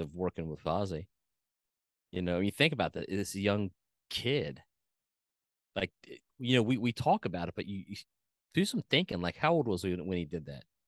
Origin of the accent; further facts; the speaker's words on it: Cincinnati, Ohio, United States; growing up in Cincinnati